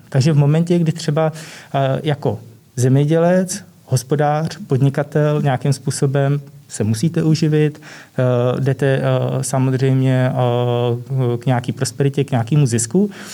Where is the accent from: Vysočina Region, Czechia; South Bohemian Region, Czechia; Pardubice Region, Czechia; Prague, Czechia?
Vysočina Region, Czechia; nižší polohy na Vysočině, odkud pocházím